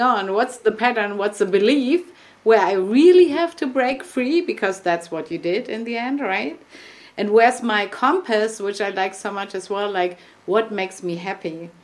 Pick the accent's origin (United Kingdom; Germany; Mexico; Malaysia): Germany; English is a second language; we're both from Germany